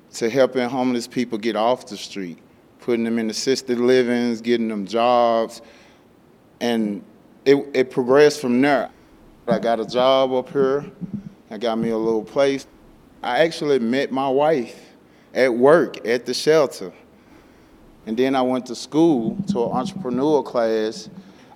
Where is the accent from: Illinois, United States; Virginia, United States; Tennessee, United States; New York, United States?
Tennessee, United States; Memphis; moved away as an adult; now in Denver, United States; I come from Memphis, Tennessee. I was born and raised there. I spent my whole entire life there until I got here